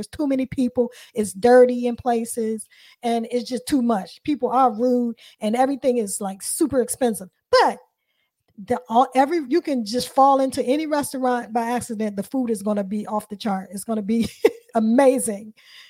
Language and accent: English; Washington, District of Columbia, United States; I'm going to pick D.C. because I'm from D.C.